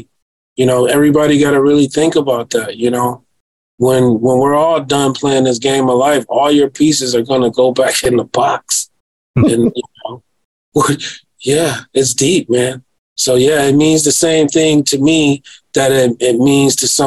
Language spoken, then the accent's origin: English; Detroit, Michigan, United States; I am from Detroit.